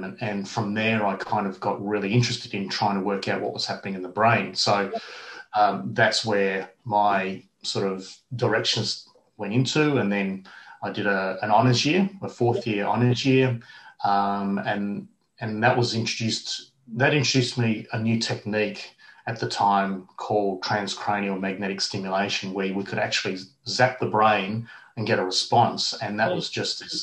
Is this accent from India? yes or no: no; Perth, Western Australia, Australia; I was born in Perth and I grew up in Perth